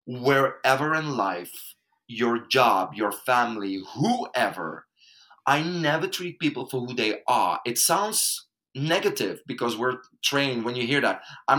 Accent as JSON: {"language": "English", "country": "Belgium", "second_language": "English", "moved": "as an adult", "lives_now": "Spain", "said": "I'm coming from Belgium"}